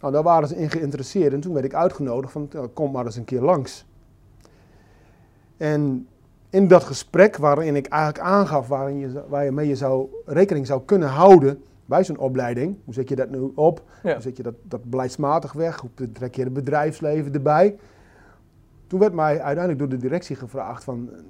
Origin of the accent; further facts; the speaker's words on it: Groningen, Netherlands; moved away as an adult; now in Drenthe, Netherlands; 52 jaar. Ik woon momenteel in de provincie Drenthe. Ik ben een geboren Groninger.